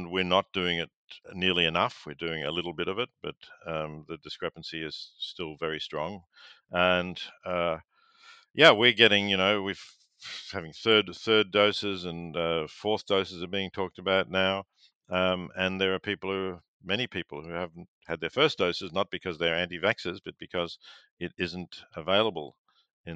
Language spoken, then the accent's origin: English; Victoria, Australia; Growing up in Victoria